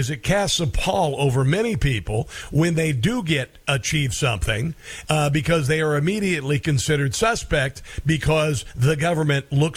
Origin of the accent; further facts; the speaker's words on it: Iowa, United States; I grew up in Iowa, and I was an excellent student